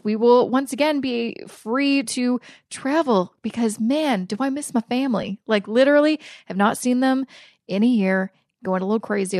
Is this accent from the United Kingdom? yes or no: no; Canada; as a Canadian